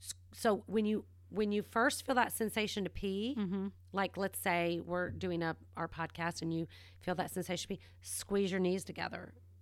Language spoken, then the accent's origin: English; the South, United States; also born or lived in other parts of the country; Okay, so let's just get it straight. I'm from the South. We drink it iced.